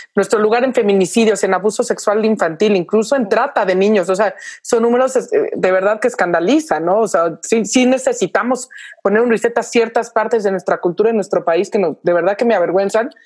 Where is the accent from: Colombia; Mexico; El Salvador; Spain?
Mexico